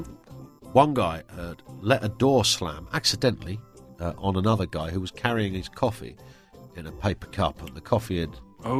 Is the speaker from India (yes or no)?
no; Scunthorpe, Yorkshire and the Humber, United Kingdom; born there; accent: northern; now in Bromley, United Kingdom; Well, I was born in the north. I was born in Scunthorpe. So, yes, I did have a northern accent up to the age of...